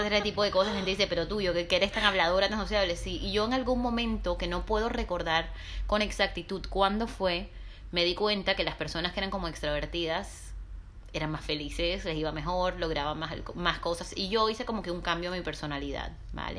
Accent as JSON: {"language": "Spanish", "town": "Barranquilla", "region": "Atlántico", "country": "Colombia", "tie": "born or raised there", "moved": "as an adult", "lives_now": "Barcelona, Spain", "said": "Yo aunque nací y crecí en Barranquilla, en la costa caribe colombiana, soy libanesa también."}